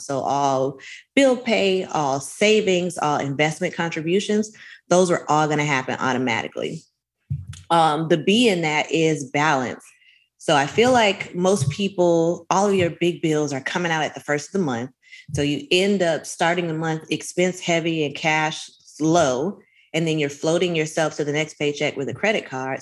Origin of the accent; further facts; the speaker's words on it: Miami Gardens, Florida, United States; I'm from Miami Gardens, Bajas, Carol City is what we called it then before we incorporated